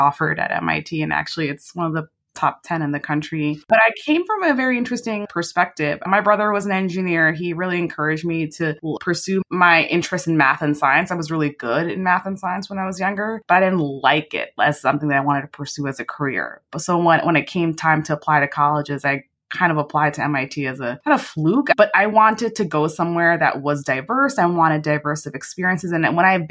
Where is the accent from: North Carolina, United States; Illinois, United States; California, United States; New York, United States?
New York, United States; New York City; also born or lived in London; I was born and raised in New York. I grew up in Queens, New York City for the first 12 years of my life before we moved upstate to upstate New York